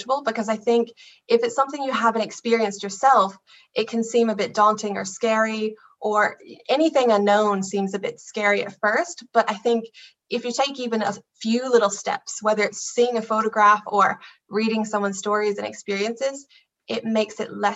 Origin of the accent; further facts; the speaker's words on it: United States; now in Ireland; I'm from America originally, but married to an amazing Irishman named Garrett